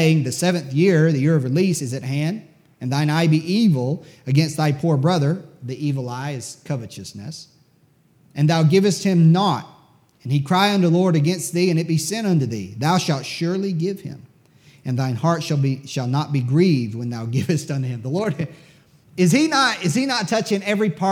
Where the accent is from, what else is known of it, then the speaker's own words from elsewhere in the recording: United States; I'm an American